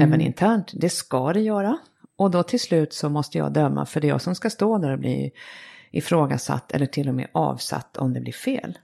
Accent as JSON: {"language": "Swedish", "country": "Sweden", "said": "som svensk"}